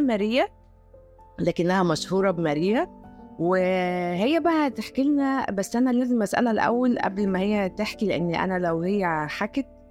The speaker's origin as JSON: {"language": "Arabic", "country": "Egypt", "said": "احنا كلنا كمصريين"}